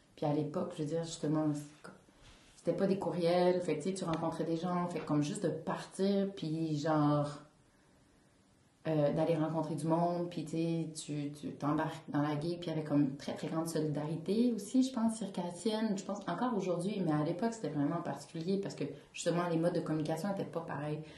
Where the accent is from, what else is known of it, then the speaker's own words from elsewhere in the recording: Gatineau, Quebec, Canada; now in Montreal, Canada; je viens de Gatineau, dans l'Outaouais